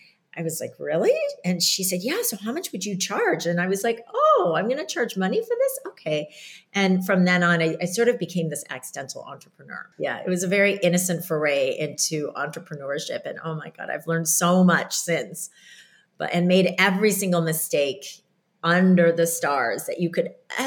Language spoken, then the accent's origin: English; Iowa, United States; growing up in Iowa and these Korean, very strict parents